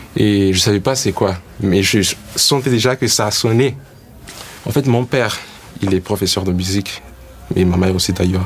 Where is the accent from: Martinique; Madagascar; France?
Madagascar; also born or lived in United States